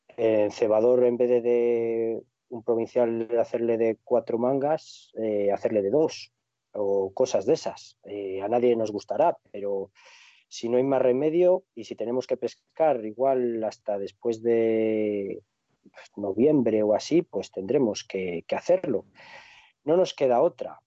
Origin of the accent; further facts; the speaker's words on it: Cantabria, Spain; moved away; a mi tierra, a Cantabria